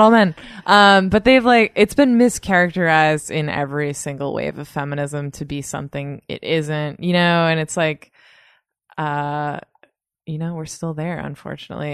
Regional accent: north of Boston, Massachusetts, United States; now in New York, United States; I grew up in Massachusetts, just north of Boston

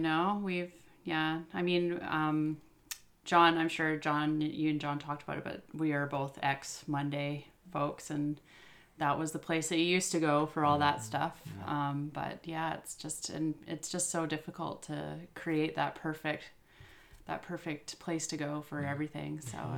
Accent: Yukon, Canada; now in Victoria, Canada; I was born and raised in the Yukon

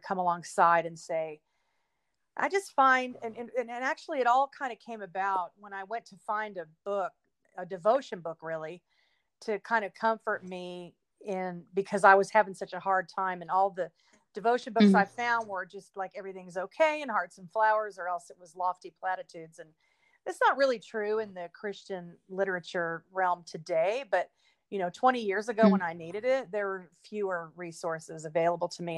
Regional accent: Fort Worth, Texas, United States; moved away as an adult; now in Los Angeles, United States; I grew up in Texas, born in Fort Worth

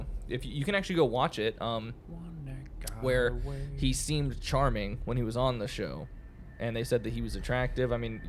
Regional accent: near Pensacola, Florida, United States; Which is right next door to our hometown.

